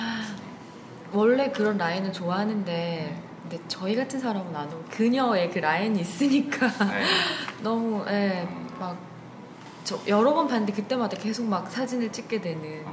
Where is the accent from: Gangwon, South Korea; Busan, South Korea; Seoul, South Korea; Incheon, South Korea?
Busan, South Korea; 부산에서 온